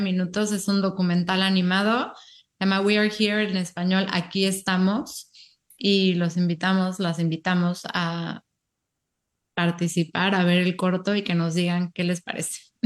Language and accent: Spanish; Mexico; now in United States; somos de México y llevamos mucho tiempo viviendo en Estados Unidos